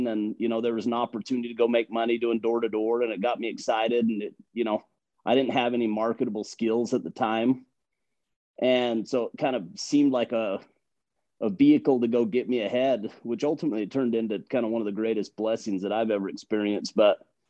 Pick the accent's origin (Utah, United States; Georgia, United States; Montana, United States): Utah, United States; Logan; I grew up in Logan. I grew up in Cache Valley